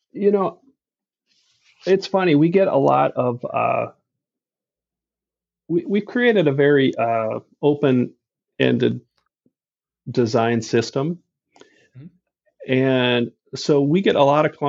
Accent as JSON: {"language": "English", "region": "Midwest", "country": "United States", "tie": "born or raised there", "said": "I grew up in the Midwest"}